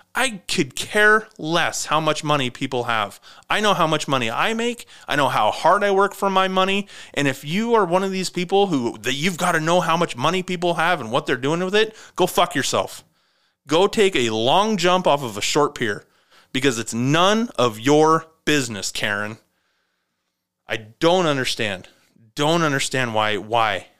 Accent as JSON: {"language": "English", "country": "United States"}